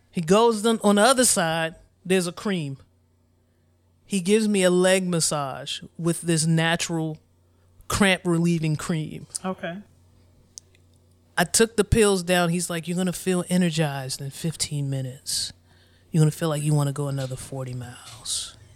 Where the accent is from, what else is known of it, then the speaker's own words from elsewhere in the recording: Forestville, Maryland, United States; also born or lived in District Heights; we grew up in Forestville. We yeah. grew up in District Heights.